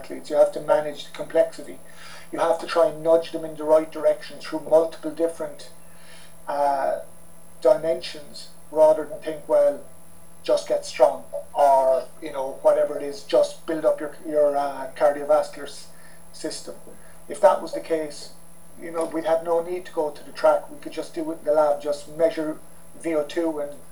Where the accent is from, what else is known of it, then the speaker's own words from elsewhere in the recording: Ireland; we're both Irish